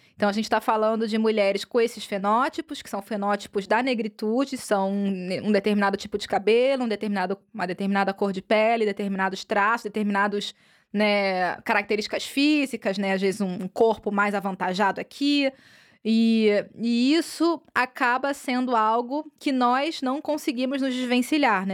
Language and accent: Portuguese; Brazil; now in Europe; enquanto brasileiras